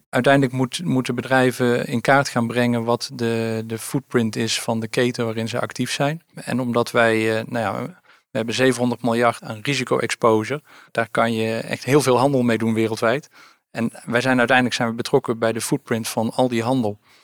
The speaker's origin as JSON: {"language": "Dutch", "town": "Oosterhout", "region": "North Brabant", "country": "Netherlands", "tie": "born or raised there", "said": "ik ben ehm, eh, geboren en getogen in Oosterhout"}